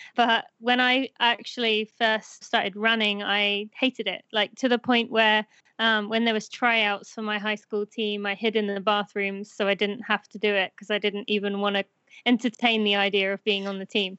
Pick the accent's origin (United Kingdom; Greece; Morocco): United Kingdom; moved away as an adult; now in United States; I am British.